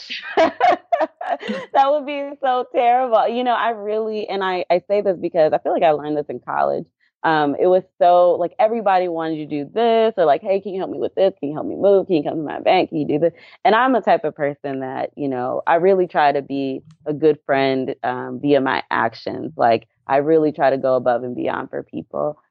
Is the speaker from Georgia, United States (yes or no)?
yes; Atlanta, Georgia, United States; also born or lived in Dallas, Texas / Anniston, Alabama; I grew up in Atlanta, Georgia.